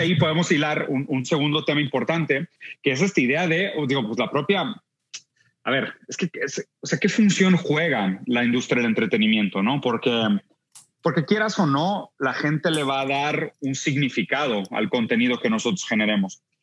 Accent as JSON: {"language": "Spanish", "country": "Brazil", "said": "Yo siendo brasileño"}